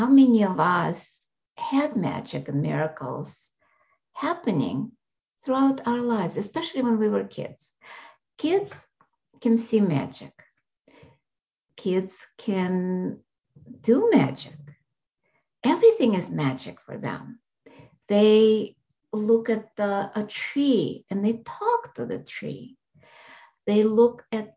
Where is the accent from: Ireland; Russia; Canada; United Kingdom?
Russia; moved away; I was born in Russia